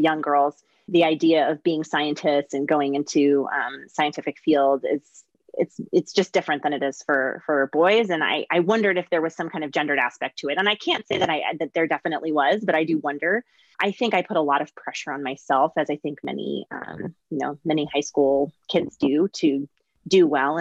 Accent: Southern California, United States; also born or lived in Geneva, Switzerland / Palos Verdes, California; I grew up mostly in Southern California and spent a couple of years actually in Geneva and Switzerland in kindergarten and in fourth grade

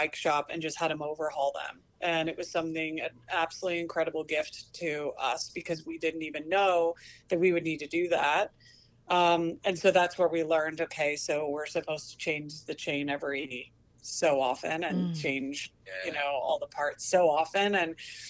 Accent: Bend, Oregon, United States; I grew up in Bend, and nobody came to my school. I grew up on a farm

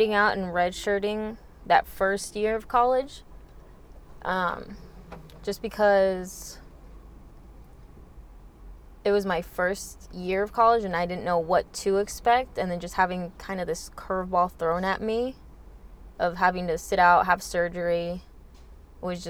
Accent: Northridge, California, United States; I'm that kid from Northridge

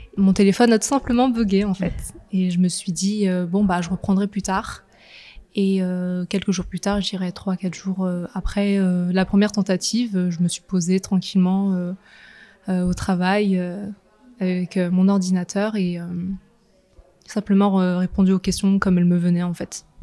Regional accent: Nantes, Pays de la Loire, France; je suis de Nantes. j'ai vécu toute ma vie à Nantes.

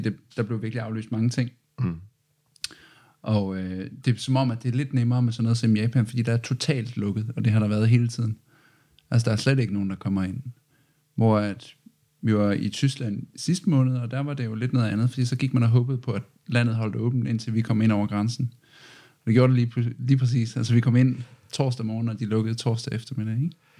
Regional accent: Arden, North Denmark Region, Denmark; now in Aalborg, Denmark; jeg kommer fra Arden, så det er tæt på

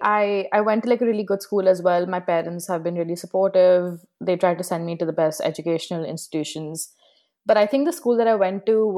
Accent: North India, India; some people didn't even speak hindi which I came from North India, so everyone around me did speak Hindi all the time.

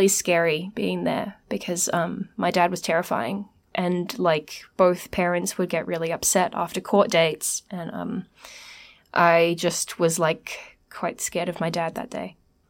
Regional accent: Sydney, New South Wales, Australia; We lived, I grew up in the Greater West, so it was a big deal to go to Parramatta, and we got dressed up and caught the train.

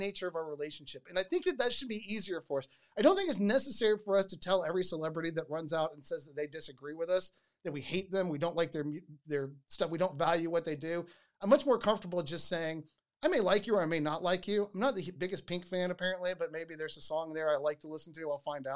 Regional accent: United States; I'm an American

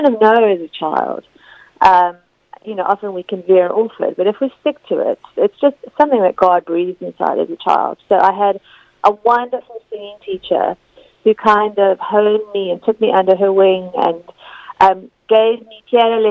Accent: South Africa; moved away as an adult; also born or lived in Leicester, United Kingdom; now in United Kingdom; I moved to South Africa, and I did sort of I grew up there

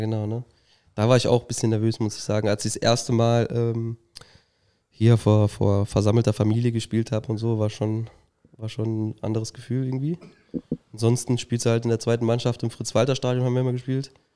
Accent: Saarbrücken, Saarland, Germany; ich bin in Rastfuhl geboren. Da haben wir dann auch früher gewohnt, ähm, sind dann irgendwann nach Saarbrücken halt gezogen und dann weiter nach Prebach.

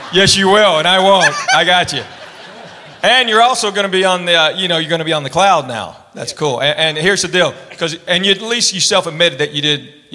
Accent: Knoxville, Tennessee, United States; I'm a full-blooded Korean. I was born and raised in Knoxville, Tennessee. So I'm South Korean.

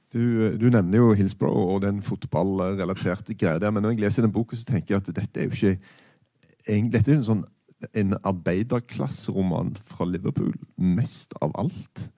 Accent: Stavanger, Rogaland, Norway; jeg er fra Stavanger.

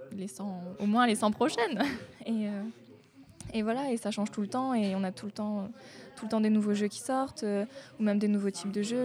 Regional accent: Hauts-de-France, France; moved away; je viens du nord de la France, je peux pas être plus au nord

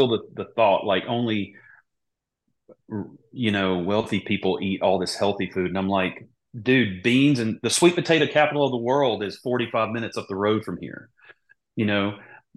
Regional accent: Mississippi, United States; moved away as an adult; also born or lived in Charlotte, North Carolina; growing up in Mississippi, like we use porks and everything, you know, we grew up eating green beans

